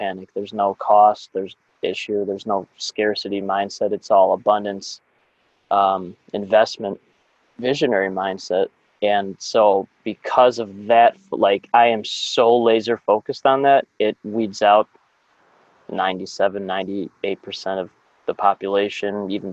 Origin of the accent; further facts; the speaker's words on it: Chicago, Illinois, United States; I grew up in the North Shore of Chicago